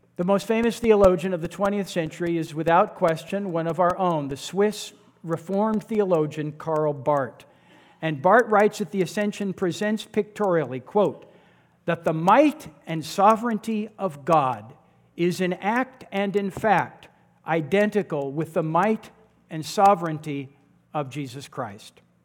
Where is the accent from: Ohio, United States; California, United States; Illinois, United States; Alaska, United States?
California, United States; Santa Cruz; I grew up in Santa Cruz